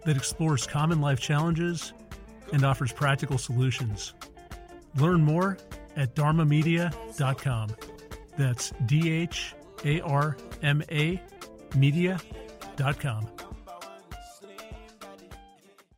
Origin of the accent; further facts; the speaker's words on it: Southern California, United States; I'm from Southern California